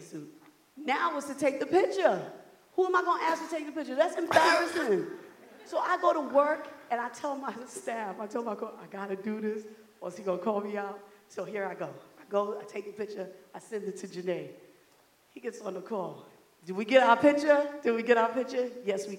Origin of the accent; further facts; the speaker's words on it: New York City, New York, United States; I'm from Brooklyn